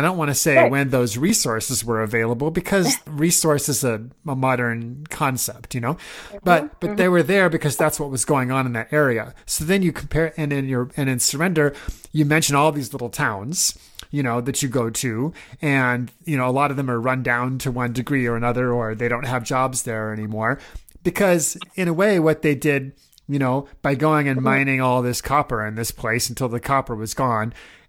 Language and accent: English; Omaha, Nebraska, United States; moved away; I was born and raised in Omaha, Nebraska